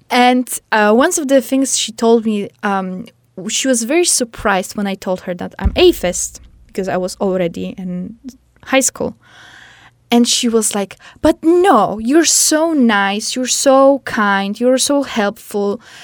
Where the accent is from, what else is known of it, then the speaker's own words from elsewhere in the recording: Poland; English is a second language; moved away; I'm from Poland